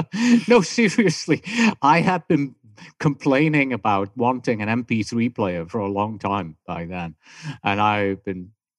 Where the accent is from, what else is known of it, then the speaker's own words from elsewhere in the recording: Germany; accent: German; English is a second language; also born or lived in California; now in Tucson, United States; So today, I call my accent confused because, my German is beginning to push through. I have my British accent still there somehow. I've lived in California for a long time. Now I live in Tucson, Arizona.